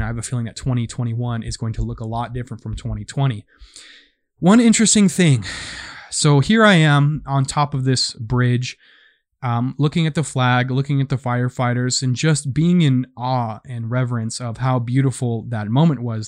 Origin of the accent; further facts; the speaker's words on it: United States; I am an American. I've been an American for twenty-six years now